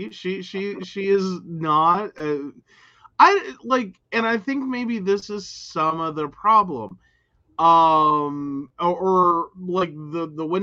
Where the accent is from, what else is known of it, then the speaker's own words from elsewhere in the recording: West Virginia, United States; we are from West Virginia, not that part.